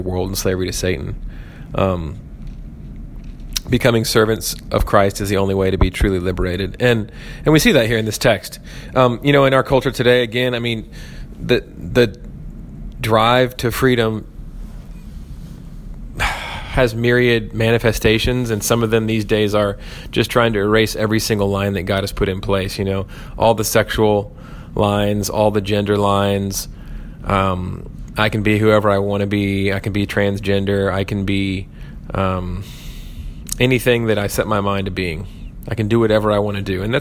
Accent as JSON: {"language": "English", "country": "United States"}